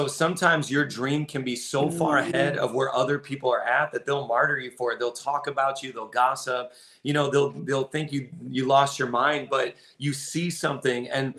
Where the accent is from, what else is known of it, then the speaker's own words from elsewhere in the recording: Indiana, United States; Well, listen, I came from Indiana. And so you were in Memphis. I was in Indiana. I kept telling everybody I'm moving to New York City.